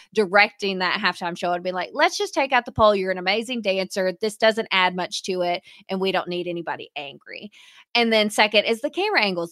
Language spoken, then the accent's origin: English; the South, United States; we are from the South, so especially in our region